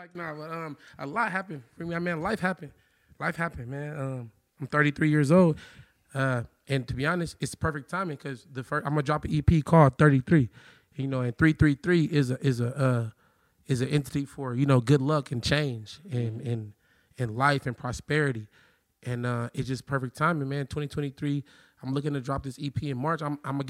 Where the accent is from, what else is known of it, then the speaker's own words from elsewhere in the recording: Compton, California, United States; I was born in Compton, though, man. Shout out L.A. LA County. I was born in Compton. I lived in Linwood, Inglewood, Long Beach, Pasadena, Norwalk, Corona, everywhere, man.